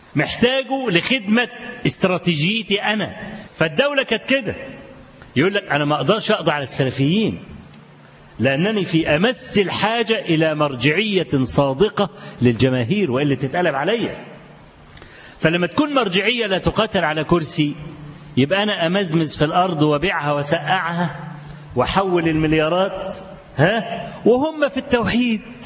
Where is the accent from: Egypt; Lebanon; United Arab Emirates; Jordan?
Egypt; Kafr El Sheikh Governorate; بلدي أنا شخصيا بلدي أنا في كفر الشيخ